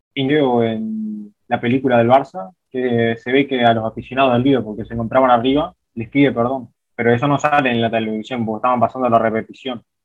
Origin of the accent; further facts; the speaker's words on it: Uruguay; yo no soy de Montevideo acá, soy del interior, soy de otra parte de Uruguay, no de Montevideo, no me crié con esa vivencia